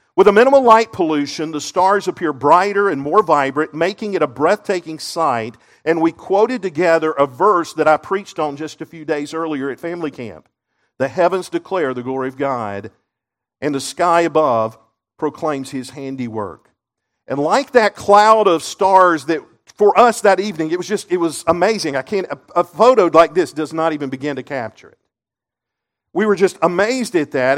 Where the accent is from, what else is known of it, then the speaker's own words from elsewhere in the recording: Seneca, South Carolina, United States; I grew up in Seneca, just up the road here.